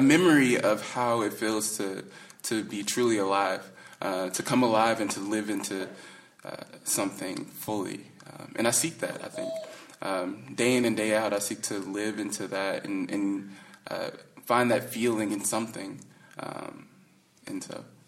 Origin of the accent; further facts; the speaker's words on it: the South, United States; when you're growing up in the South